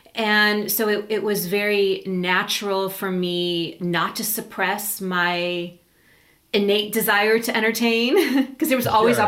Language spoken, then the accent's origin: English; Los Angeles, California, United States; now in Big Sur, United States; Born and raised in Los Angeles.